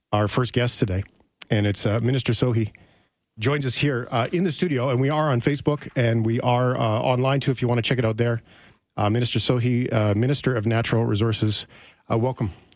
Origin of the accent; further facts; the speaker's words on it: Fort McMurray, Alberta, Canada; now in Calgary, Canada; I grew up in Fort McMurray. I live in Calgary now.